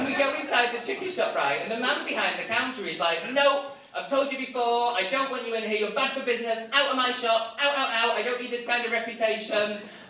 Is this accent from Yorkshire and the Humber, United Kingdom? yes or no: no; Manchester, North West England, United Kingdom; now in London, United Kingdom; I'm from Manchester originally, but I live in London now, I live in South London, in Oval.